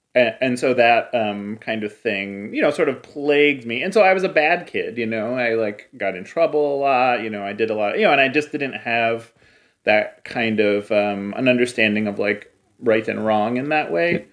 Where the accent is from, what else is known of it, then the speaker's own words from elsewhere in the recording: Cleveland, Ohio, United States; I grew up in Cleveland